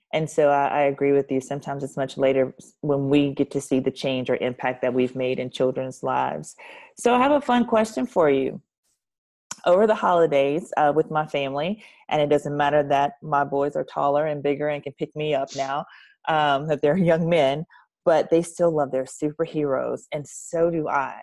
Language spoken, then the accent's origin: English; the Bayou, Louisiana, United States; I'm from the Bayou, so I, I, am very superstitious